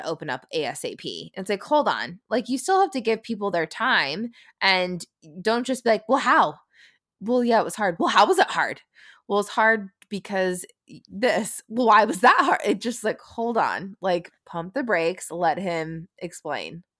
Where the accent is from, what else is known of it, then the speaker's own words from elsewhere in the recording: San Francisco, California, United States; We're from San Francisco, California